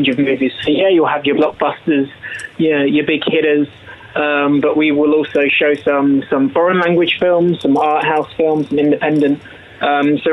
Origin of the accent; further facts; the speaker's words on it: United Kingdom; now in New Zealand; I'm a British lad, I'm a Pommy lad